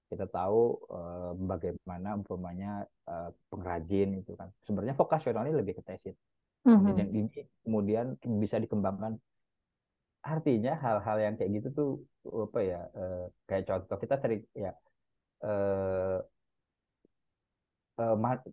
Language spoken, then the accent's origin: Indonesian; Jakarta, Indonesia; first language Betawi; saya ini ethnically Jawa, tapi bahasa pertama saya adalah bahasa Betawi karena memang saya besar lahir e, di Jakarta Selatan, Pasar Minggu itu sampai TK bahkan SD sempat pertama kali di Pasar Minggu